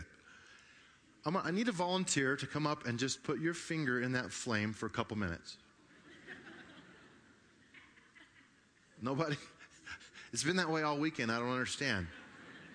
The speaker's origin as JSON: {"language": "English", "town": "Grand Junction", "region": "Colorado", "country": "United States", "tie": "born or raised there", "said": "I grew up over in Grand Junction on the east slope of, or west slope of Colorado, and it was just a great place to grow up"}